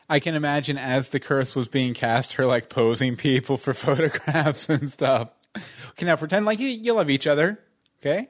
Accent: Texas, United States; I grew up in Texas

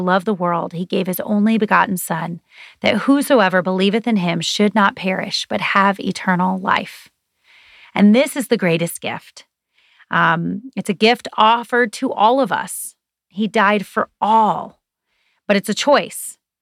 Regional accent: United States; We are grateful to be Americans

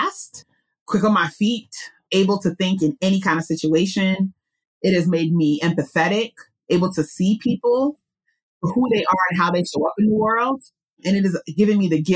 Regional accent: New York City, New York, United States; also born or lived in Budapest, Hungary; I'm a Queens girl, born and raised in New York City

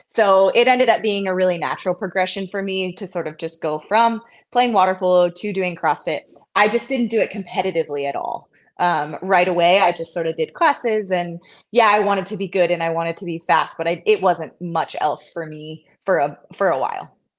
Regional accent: the Bay Area, California, United States; also born or lived in San Jose; now in Santa Cruz, United States; I grew up in the Bay Area for sure, but not, I wasn't in Santa Cruz

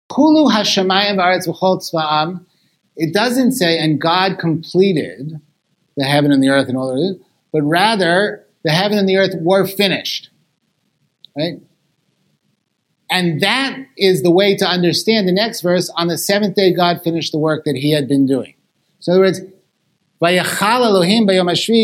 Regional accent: Los Angeles, California, United States; I come from Los Angeles, which has the largest Eruv on the planet

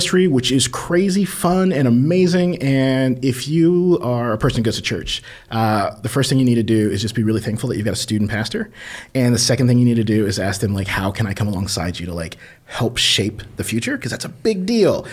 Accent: Taylorsville, Indiana, United States; I am Bartholomew County, born and raised. Yeah. So just outside of Columbus. I grew up in Taylorsville, Indiana

